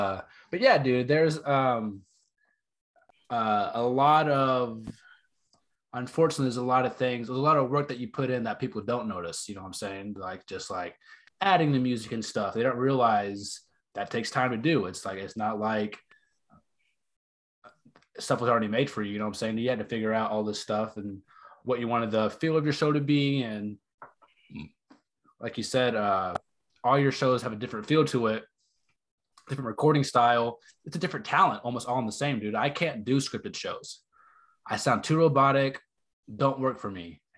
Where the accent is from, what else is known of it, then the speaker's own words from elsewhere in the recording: Texas, United States; also born or lived in North Carolina; I'm from the South too. I mean, I'm from Texas and North Carolina.